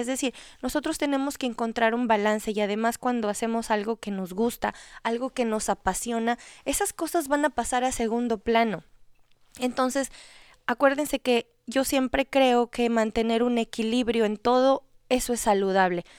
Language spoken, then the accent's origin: Spanish; Ecuador; yo soy de Ecuador